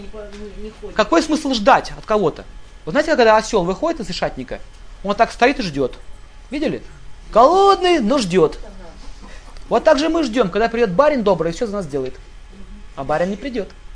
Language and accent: Russian; Russia; мы родились в России